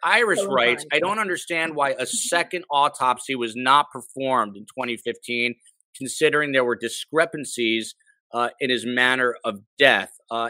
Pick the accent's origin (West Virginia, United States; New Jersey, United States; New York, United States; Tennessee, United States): New Jersey, United States; Is that New Jersey, my home state?